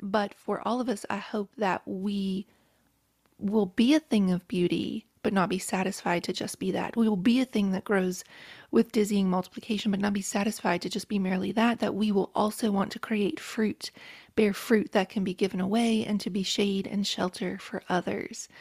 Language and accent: English; rural West Virginia, United States; moved away; I grew up in a trailer, single white trailer in rural West Virginia